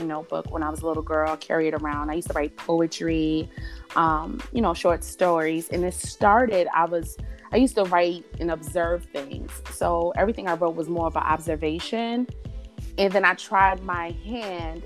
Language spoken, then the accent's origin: English; New York, United States; I'm from New York